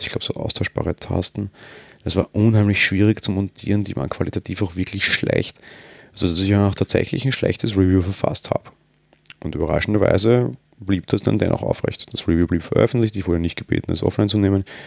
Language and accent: German; Austria; Bin Österreicher